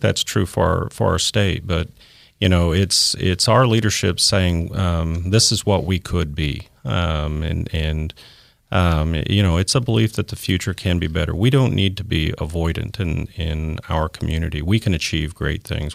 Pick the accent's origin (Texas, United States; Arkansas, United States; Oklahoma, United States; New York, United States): Oklahoma, United States; Tulsa; born or raised there